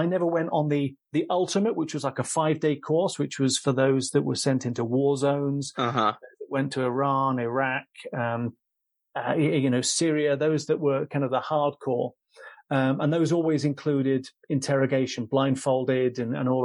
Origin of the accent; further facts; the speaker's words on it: England, United Kingdom; accent: English; I'm this English dialect